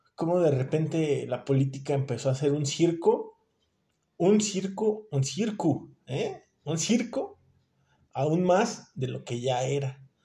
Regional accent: Mexico; nosotros como mexicanos

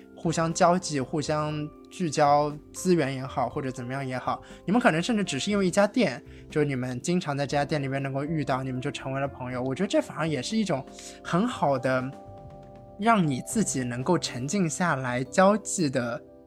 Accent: China; 对于我们中国人来说

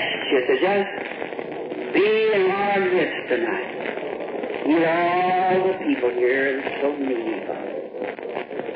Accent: the South, United States; also born or lived in Jeffersonville, Indiana; I'm from the South

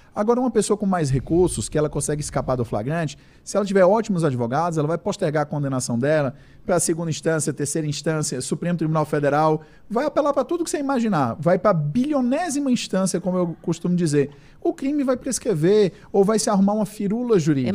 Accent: Brazil; nós como brasileiros

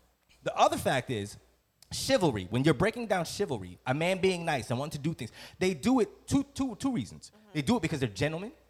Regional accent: Trinidad & Tobago; I'm Trinidadian.

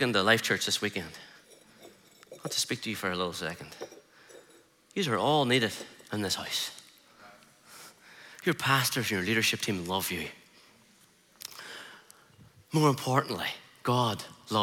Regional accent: Ireland; I'm just an Irish guy

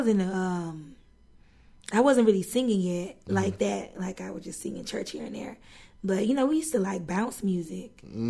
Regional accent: Louisiana, United States; I'm from North Louisiana.

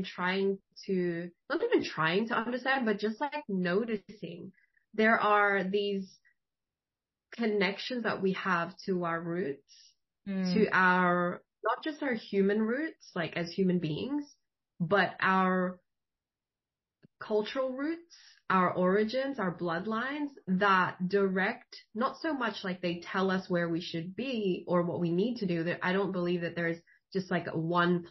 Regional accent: Philippines; moved away; I'm Filipino. I was born in the Philippines

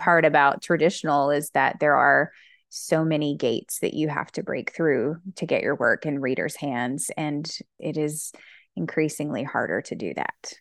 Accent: Alabama, United States; I'm from Alabama

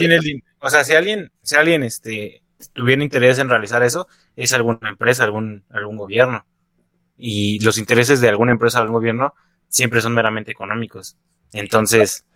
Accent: Mexico City, Mexico; accent: chilango; tengo apego por mi pinche acento chilango

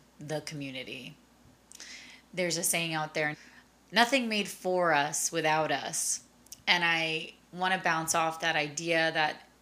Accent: Long Island, New York, United States; I am originally from Long Island, New York. I grew up in a big Hispanic household

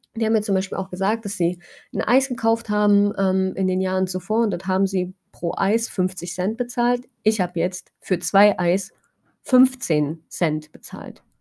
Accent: Germany; moved away; bei uns in Deutschland

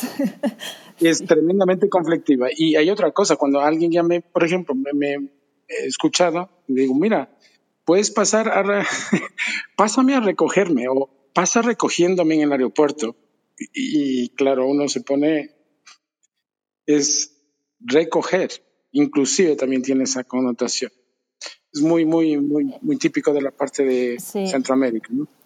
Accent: Ecuador; moved away as an adult; also born or lived in United States; yo crecí en Ecuador hasta los 18 años y a los 18 años me fui a los Estados Unidos

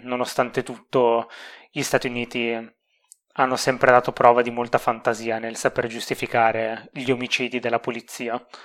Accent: Emilia-Romagna, Italy

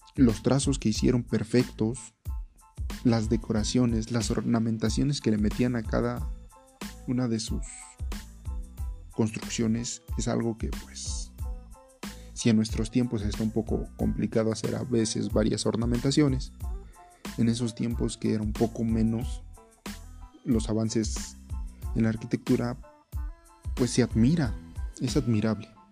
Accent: Mexico; somos mexicanos

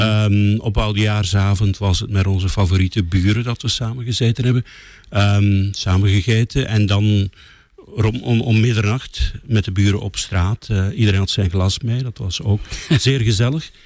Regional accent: Lichtervelde, Flanders, Belgium; in mijn geboortedorp weten optreden, Lichtervelde in West-Vlaanderen

